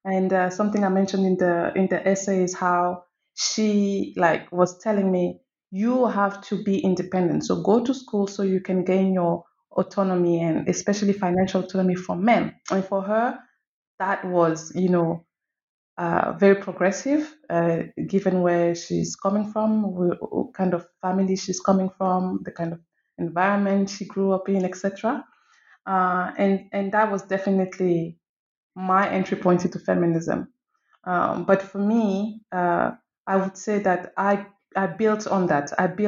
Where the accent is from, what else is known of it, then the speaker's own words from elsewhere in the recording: Cameroon; now in Morocco; So I am from Cameroon, and I'm also French. I currently live in Morocco, having lived in many other places.